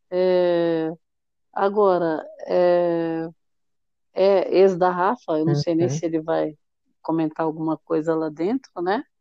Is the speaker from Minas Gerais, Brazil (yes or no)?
no; Salvador, Bahia, Brazil; eu sou de Salvador, Bahia.